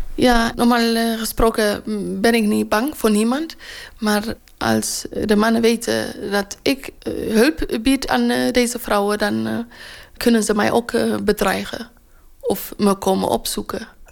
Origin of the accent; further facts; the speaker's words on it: Eritrea; now in Rotterdam, Netherlands; Ik kom ook uit Eritrea